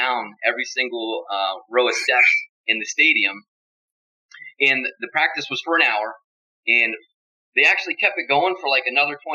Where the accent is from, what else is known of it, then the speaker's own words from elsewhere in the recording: Steelton, Pennsylvania, United States; My hometown is Steelton, Pennsylvania. I'm from a small town.